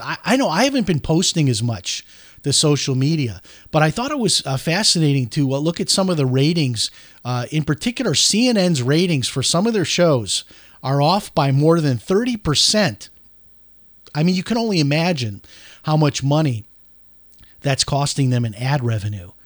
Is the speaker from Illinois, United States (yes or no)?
yes; Chicago, Illinois, United States; moved away as an adult; I grew up in Chicago, uh, lived there until I was eighteen years old